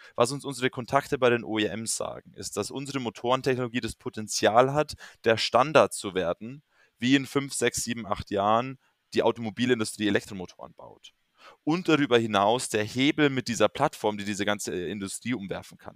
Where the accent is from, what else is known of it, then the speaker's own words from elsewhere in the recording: near Munich, Bavaria, Germany; also born or lived in London; ich komme ursprünglich aus der Nähe von München